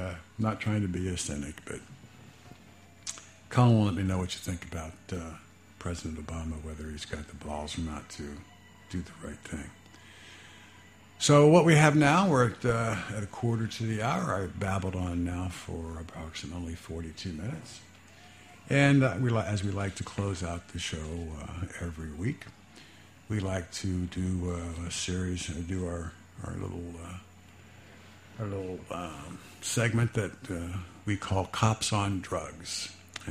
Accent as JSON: {"language": "English", "town": "Fairborn", "region": "Ohio", "country": "United States", "tie": "born or raised there", "said": "I grew up in Fairborn, Ohio"}